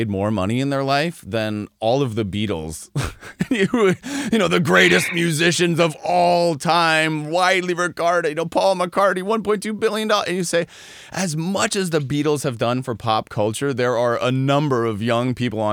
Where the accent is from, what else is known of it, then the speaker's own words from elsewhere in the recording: Colorado, United States; I'm originally from Colorado